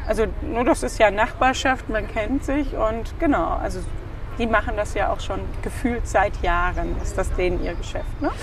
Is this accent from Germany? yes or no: yes; Frankfurt, Hesse, Germany; moved away as an adult; also born or lived in Stuttgart; now in Wiesbaden, Germany; wir sind geborene Frankfurter